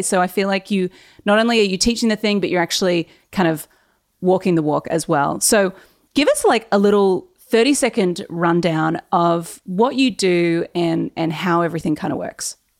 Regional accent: Newcastle, New South Wales, Australia; we are both from Newcastle. And yes. you also went to Warners Bay High, and I went to Warners Bay High.

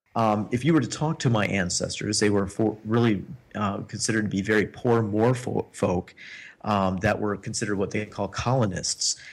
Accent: United States; now in Prague, Czech Republic; living here in Prague as an American expat

